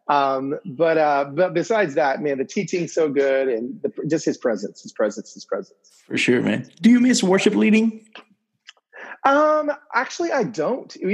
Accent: Venezuela; I'm from Venezuela.

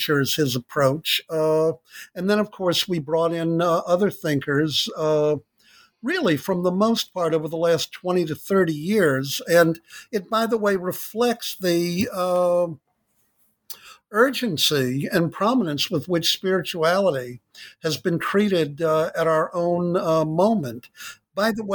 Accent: United States; I grew up in the United States in the 50s and 60s

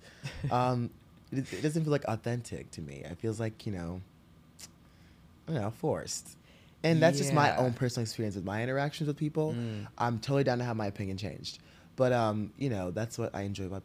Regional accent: the South, United States; now in New York City, United States; growing up in the South

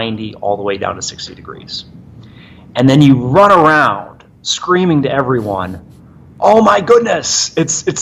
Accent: Michigan, United States; moved away; I grew up in Michigan

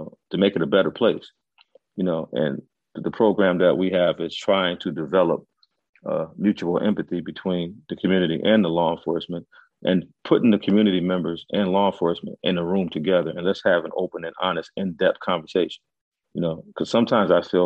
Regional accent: Stratford, Connecticut, United States; Stratford is where I grew up, and I always wanted to work in my town

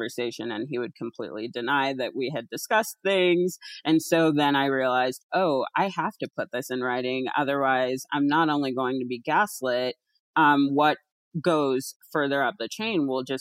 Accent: Alaska, United States; moved away; also born or lived in East Coast, United States / California; I grew up in Alaska, but lived for a long time on the East Coast

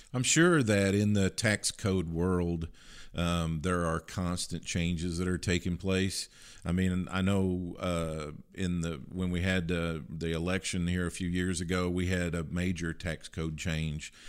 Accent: Kentucky, United States; I, I grew up in Kentucky

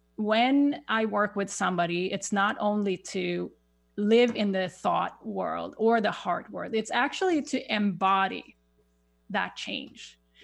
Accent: Sweden; English is a second language; moved away as an adult; now in United States; I have a little accent. I, I grew up in Sweden

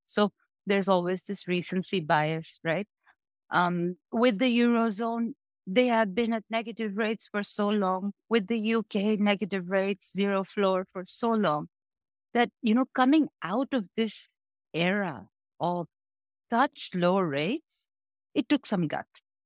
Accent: Bangladesh; I come from Bangladesh.

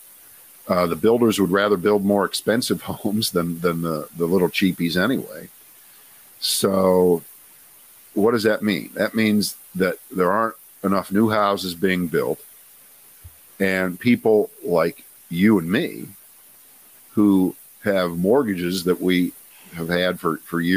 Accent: Columbus, Ohio, United States; moved away; I'm from Columbus, Ohio

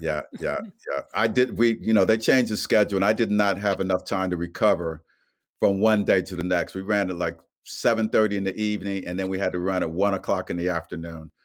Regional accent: Dayton, Ohio, United States; my hometown of Dayton, Ohio

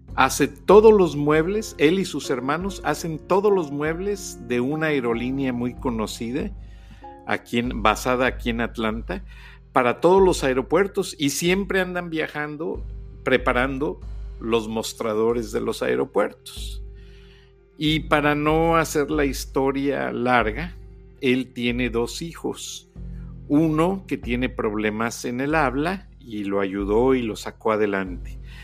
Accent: Mexico; moved away; yo que soy mexicano

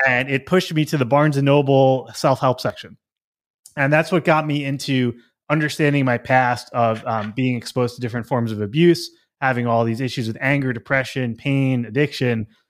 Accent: Long Island, New York, United States; I grew up on Long Island

